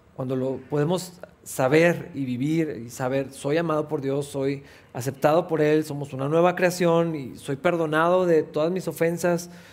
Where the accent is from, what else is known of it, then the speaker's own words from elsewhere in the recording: Mexico; primero somos cristianos que mexicanos